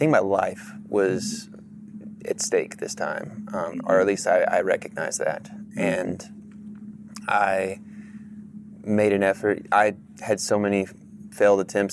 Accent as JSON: {"language": "English", "town": "Irving", "region": "Texas", "country": "United States", "tie": "born or raised there", "said": "I grew up in Irving, Texas. Just, you know, suburb of Dallas"}